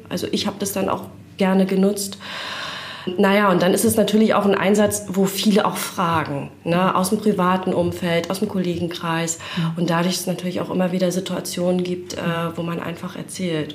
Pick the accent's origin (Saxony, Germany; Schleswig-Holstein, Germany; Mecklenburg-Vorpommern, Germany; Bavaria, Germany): Mecklenburg-Vorpommern, Germany; Rostock; now in Bad Doberan, Germany; Auch in Rostock aufgewachsen und jetzt erst äh, vor ein paar Jahren nach Bad Doberan gezogen